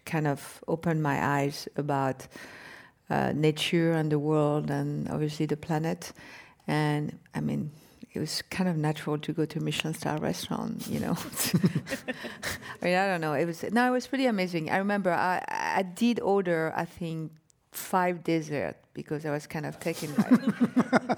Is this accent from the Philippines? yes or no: no; France; moved away; I was born and raised in France